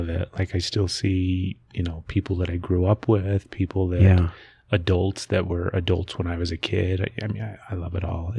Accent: Grantsville, Utah, United States; born or raised there

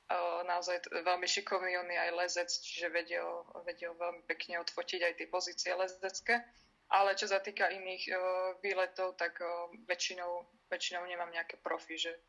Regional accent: Liptovský Mikuláš, Žilina Region, Slovakia; som sa narodila v Liptovskom Mikuláši

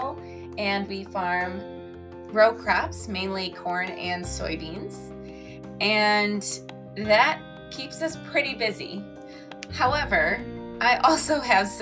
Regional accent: Illinois, United States; also born or lived in Wisconsin; I am born and raised in the Midwest, mainly in Illinois and a little bit of Wisconsin as well

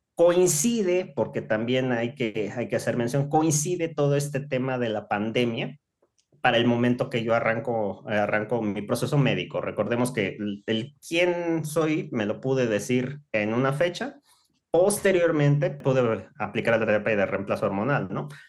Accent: Mérida, Yucatán, Mexico; moved away as an adult; now in Mexico City, Mexico; Yo nací aquí en Ciudad de México por cuestiones del trabajo de mi, de mi familia. En ese tiempo, pues tomamos la decisión o ellos toman la decisión de trasladarnos a la ciudad de Mérida, tendría yo apenas unos cuatro o cinco años, o sea, ya estaba yo todavía muy niña. Y básicamente crecí allá

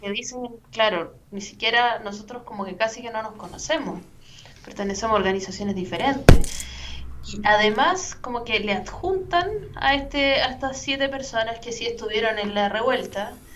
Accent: Chile; accent: Chilean

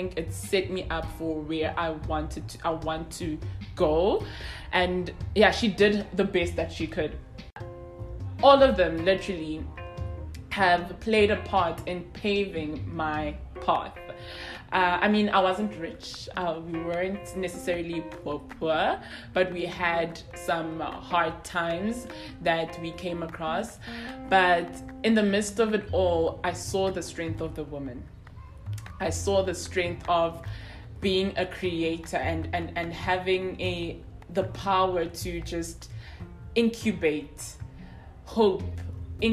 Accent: Soweto, Gauteng, South Africa; I'm from Soweto.

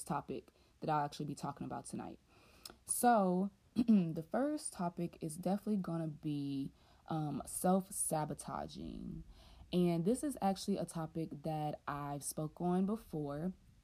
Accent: the South, United States; I'm from the South, born and raised, and never lived anywhere else

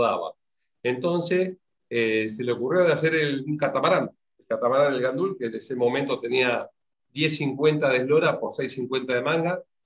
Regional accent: Mendoza, Argentina; moved away; also born or lived in Comodoro Rivadavia; Yo estaba recién llegado a Comodoro, porque soy de Mendoza

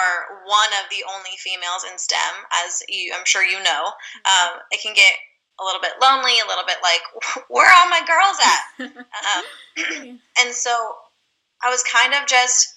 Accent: California, United States; I'm from California, born and raised.

